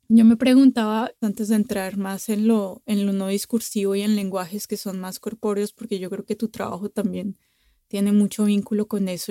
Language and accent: Spanish; Bogotá, Colombia; now in France; yo crecí en Bogotá